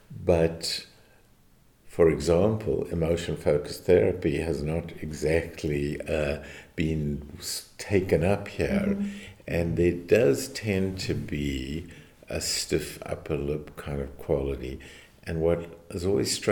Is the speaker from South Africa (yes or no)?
yes; South Africa; moved away; also born or lived in United States; I come from South Africa, which was more British in my upbringing